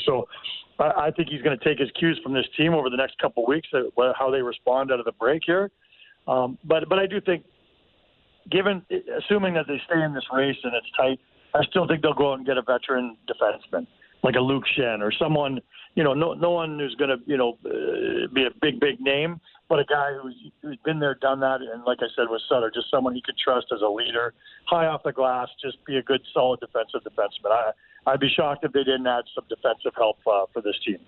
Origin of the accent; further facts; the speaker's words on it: Toronto, Ontario, Canada; I'm from Toronto